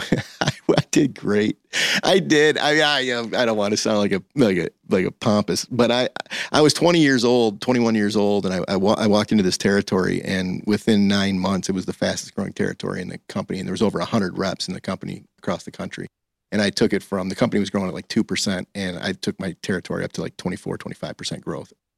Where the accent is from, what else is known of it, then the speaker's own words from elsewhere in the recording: Highland, Michigan, United States; I grew up in Highland, Michigan.